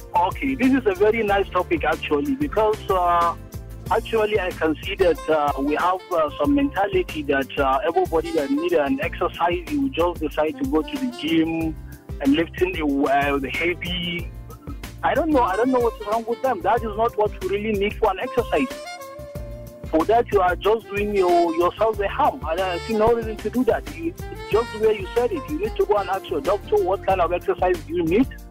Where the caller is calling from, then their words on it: Abuja, Federal Capital Territory, Nigeria; I'm calling from Abuja, Usetu